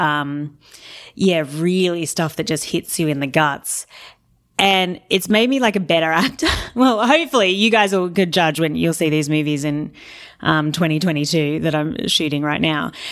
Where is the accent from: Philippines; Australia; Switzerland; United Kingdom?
Australia; I work in kilos 'cause I'm Australian